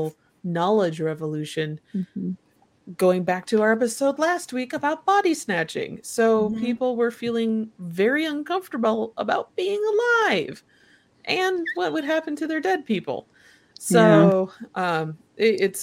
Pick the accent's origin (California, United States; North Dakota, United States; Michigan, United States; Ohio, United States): Michigan, United States; Kalamazoo; I grew up around Kalamazoo, Michigan, which is where Kellogg is